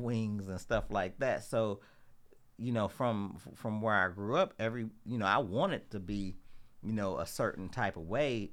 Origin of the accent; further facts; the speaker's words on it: Louisville, Kentucky, United States; I'm originally from Louisville. Um, you know, I grew up in the west, west end part of Louisville.